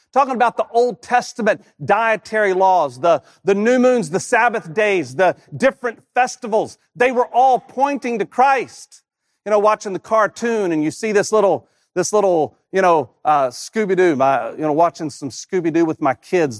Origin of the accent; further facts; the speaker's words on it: Rocky Mount, North Carolina, United States; moved away as an adult; I haven't lived in my hometown of Rocky Mountain, North Carolina since, since nineteen ninety-six